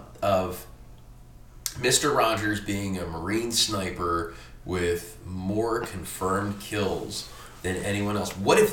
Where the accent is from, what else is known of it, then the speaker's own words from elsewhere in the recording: Germany; when I was a kid, because I grew up in Germany